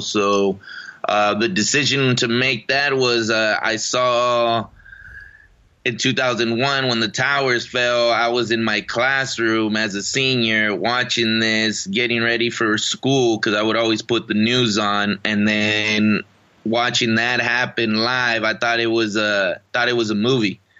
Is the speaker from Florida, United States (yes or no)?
no; Riverside, California, United States; also born or lived in Mexico; my hometown in Riverside, California